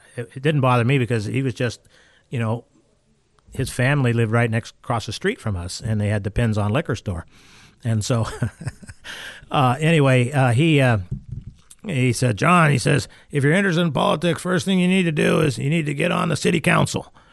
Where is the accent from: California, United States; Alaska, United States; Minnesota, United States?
Alaska, United States; Valdez; I'm from Valdez